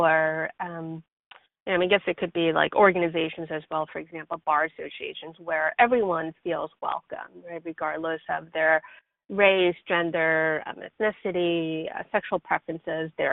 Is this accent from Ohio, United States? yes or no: no; New York City, New York, United States; moved away as an adult; also born or lived in South Korea / Buffalo, New York / Tampa, Florida; now in San Francisco Bay Area, United States; I was born in Korea, and I came over to the U.S. with my family when I was 10 years old, and I lived in New York City until I went away to college